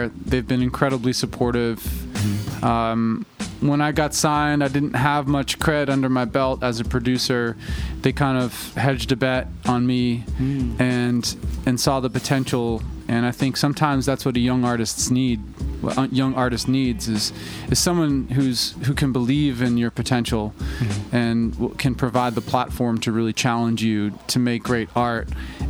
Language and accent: English; Worcester, Massachusetts, United States; now in Los Angeles, United States; I'm actually from Worcester, Mass, which is like, you know, I say Boston, but it's like 45 minutes outside of Boston.